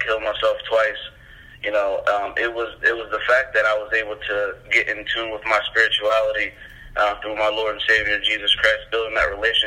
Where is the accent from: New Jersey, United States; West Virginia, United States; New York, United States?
New Jersey, United States; also born or lived in Massachusetts; now in Connecticut, United States; I'm from Jersey, here I am in Connecticut, now I go to Bible College in Massachusetts